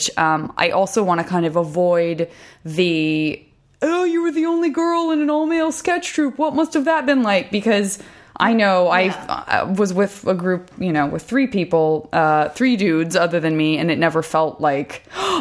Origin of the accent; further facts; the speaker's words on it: West Coast, United States; I'm from the West Coast